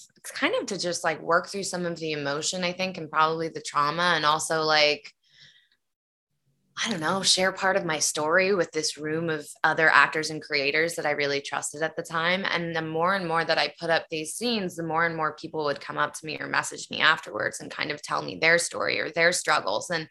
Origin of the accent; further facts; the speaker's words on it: Nashville, Tennessee, United States; my dad was a country singer, and that's why I was born in Nashville, Tennessee